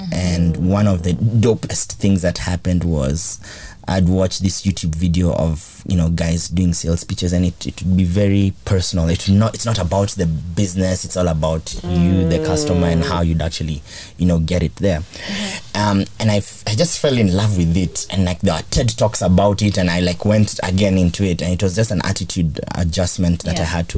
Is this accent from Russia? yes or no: no; Kenya; also born or lived in Mexico; I'm from Kenya